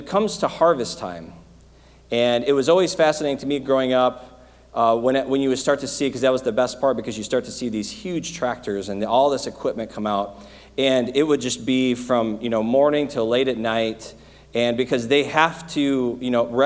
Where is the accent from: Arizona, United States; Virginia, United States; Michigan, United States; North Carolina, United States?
Michigan, United States; moved away; I grew up in Michigan